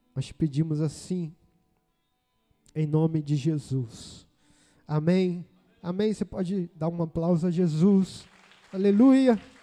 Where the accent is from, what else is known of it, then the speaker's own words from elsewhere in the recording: Brazil; Sou cidadão brasileiro. Eu nasci no Brasil.